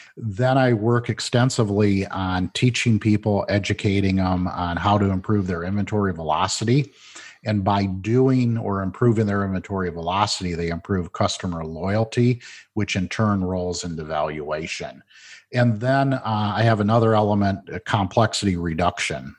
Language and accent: English; Flint, Michigan, United States; I grew up in Flint, Michigan, watched the demise of the automotive industry